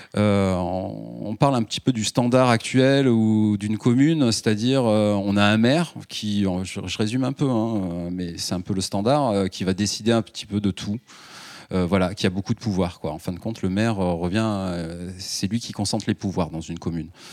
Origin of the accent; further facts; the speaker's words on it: Ardèche, Auvergne-Rhône-Alpes, France; je viens d'Ardèche